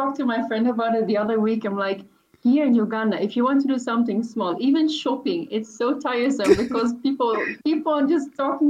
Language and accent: English; Netherlands; accent: Dutch; English is a second language; And so by then, that was in 2017, and my accent was very Dutch.